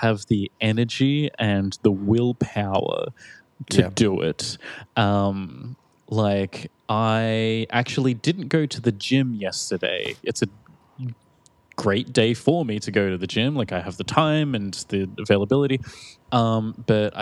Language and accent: English; Australia; now in Prague, Czech Republic; I'm from Australia